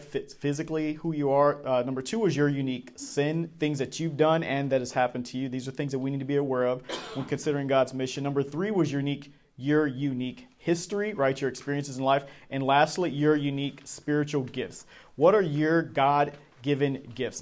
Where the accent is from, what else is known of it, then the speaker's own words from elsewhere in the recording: Charlotte, North Carolina, United States; I was from Charlotte, North Carolina